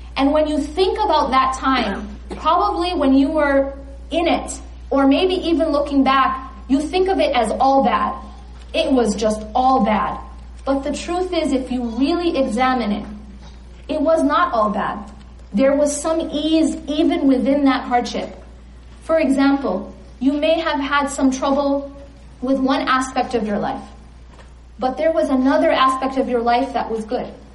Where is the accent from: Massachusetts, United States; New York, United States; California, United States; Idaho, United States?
California, United States; I'm from California